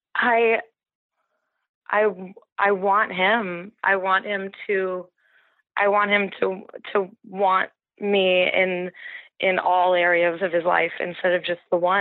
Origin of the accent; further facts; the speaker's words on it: Santa Barbara, California, United States; also born or lived in Mexico; now in San Francisco, United States; I'm from Santa Barbara, and we had a house in Mexico growing up, so we spent all our summers down there